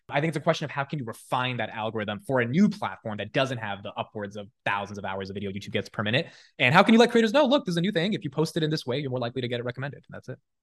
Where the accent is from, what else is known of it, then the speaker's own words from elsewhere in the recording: Newark, New Jersey, United States; also born or lived in Union, New Jersey; So, yeah, so Newark, I was there for about, like, ten years, and then we moved fifteen minutes over to Union. Um, but I went to high school in Newark